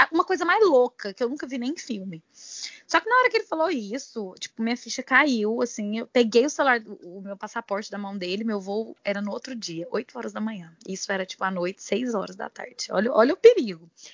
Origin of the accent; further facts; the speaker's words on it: Goiânia, Goiás, Brazil; sou de Goiânia, tenho 32 anos